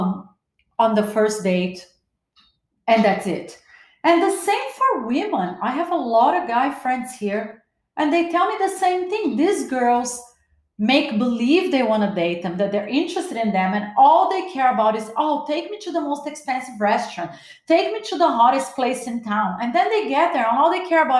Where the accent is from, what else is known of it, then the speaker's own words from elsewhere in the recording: Brazil; also born or lived in Los Angeles, United States; now in Miami, United States; I was born in Brazil